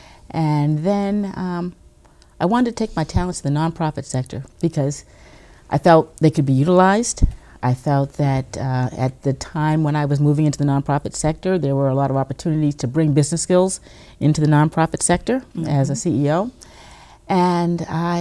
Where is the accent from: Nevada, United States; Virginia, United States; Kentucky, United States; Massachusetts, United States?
Virginia, United States; Arlington; lead the Arlington Community Foundation right here in my hometown of Arlington